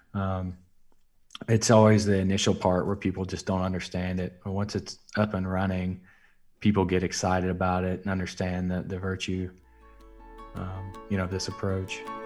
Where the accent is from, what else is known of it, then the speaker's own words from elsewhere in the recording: South Alabama, United States; now in Oklahoma City, United States; I'm from South Alabama. I grew up in a town of three thousand